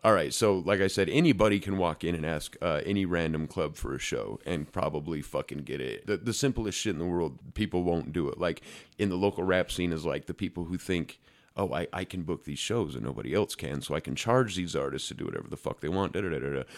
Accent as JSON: {"language": "English", "town": "Ogden", "region": "Utah", "country": "United States", "said": "I'm from Ogden, fucking Utah, the smallest nowhere place in the world"}